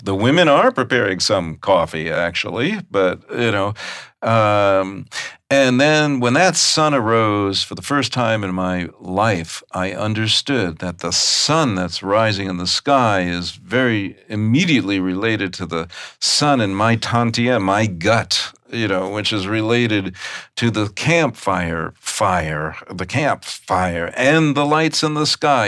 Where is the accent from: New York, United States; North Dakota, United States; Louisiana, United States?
New York, United States; I grew up in New York.